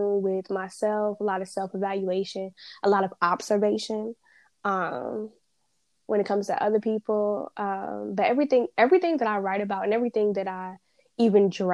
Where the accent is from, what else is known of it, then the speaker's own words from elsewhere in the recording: North Carolina, United States; moved away as an adult; also born or lived in Huntsville, Alabama; Being from North Carolina, I wasn't, you know, it's not like North Carolina is a big, huge New York